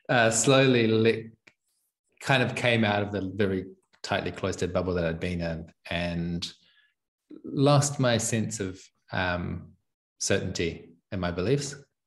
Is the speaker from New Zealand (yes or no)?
yes; New Zealand; moved away as an adult; well, I'm from New Zealand, but it gets distorted by having spent most of the last 6 years outside of New Zealand. And I don't know how to do a proper New Zealand accent anymore.